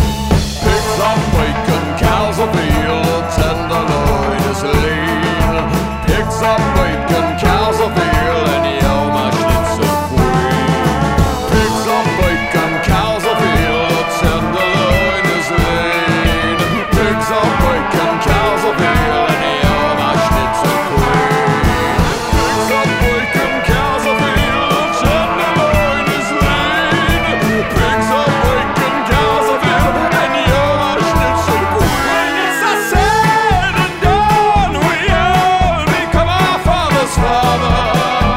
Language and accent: English; Brampton, Ontario, Canada; A recording made in my hometown of Brampton, Ontario